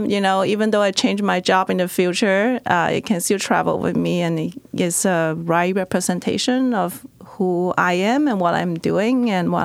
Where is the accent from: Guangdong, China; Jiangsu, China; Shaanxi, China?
Guangdong, China; Guangzhou; moved away as an adult; now in United States; I am not originally from the United States. I grew up in China. Majority of my families are still in my hometown, Guangzhou, in China.